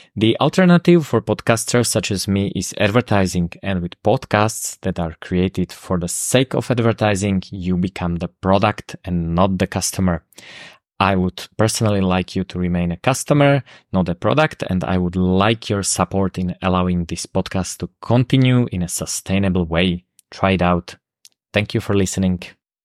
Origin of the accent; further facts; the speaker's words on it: Slovakia; accent: Slovak; first language Slovak; English is a second language; Slovak, which is my native language. I think you have noticed the accent